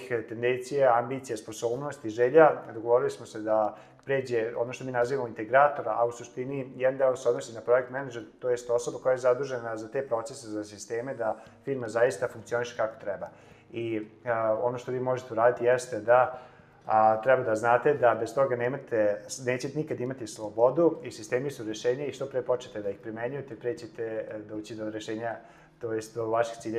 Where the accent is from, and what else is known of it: Serbia